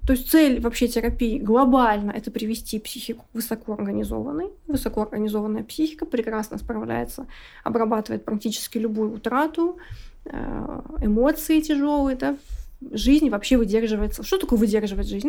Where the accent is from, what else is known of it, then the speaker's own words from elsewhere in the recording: Siberia, Russia; я с Сибири